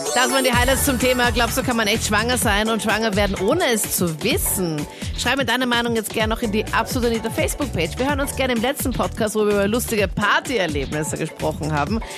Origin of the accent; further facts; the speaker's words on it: Styria, Austria; also born or lived in Caribbean; ich komme eigentlich aus der Steiermark